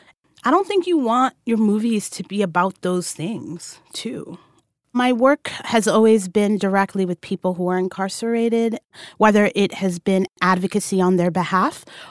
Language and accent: English; New York City, New York, United States; I'm a Black Muslim woman, born and raised in New York City